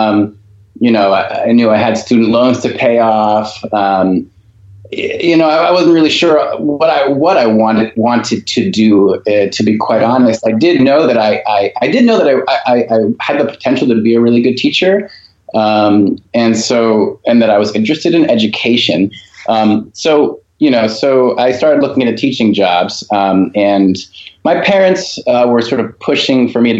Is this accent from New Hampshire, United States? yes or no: yes; Concord, New Hampshire, United States; moved away as an adult; also born or lived in Methuen, Massachusetts / New York / Barcelona, Spain; now in Belmont, United States; I grew up in New Hampshire and went to school, elementary school, high school in New Hampshire until going off to college at Wesleyan